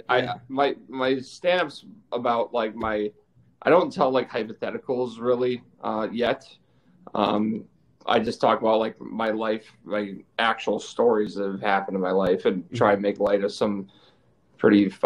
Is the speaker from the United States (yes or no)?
yes; Chicago, Illinois, United States; I'm from Chicago. You guys know that. Grew up here, so I live here now